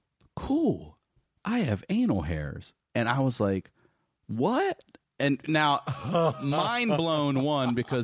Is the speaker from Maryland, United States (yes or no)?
yes; Baltimore, Maryland, United States; I was born in Baltimore, in the city, and we lived there